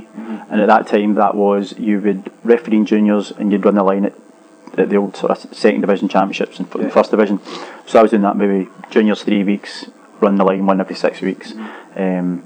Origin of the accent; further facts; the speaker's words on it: west of Scotland, United Kingdom; growing up in Scotland and the west of Scotland